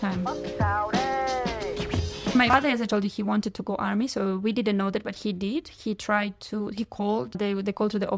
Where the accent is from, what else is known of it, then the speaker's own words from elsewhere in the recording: Kharkiv, Kharkiv Oblast, Ukraine; English is a second language; moved away as an adult; now in Vietnam; My hometown is Kharkiv, my parents there, my granny there